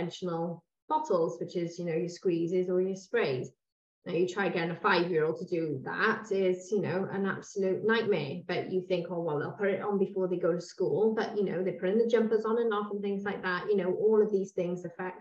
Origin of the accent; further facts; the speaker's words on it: Cwmbran, Wales, United Kingdom; we're both from Cwmbran